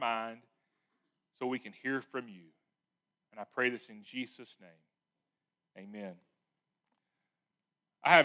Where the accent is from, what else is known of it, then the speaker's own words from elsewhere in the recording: Lewisville, Arkansas, United States; I was from Louisville, Arkansas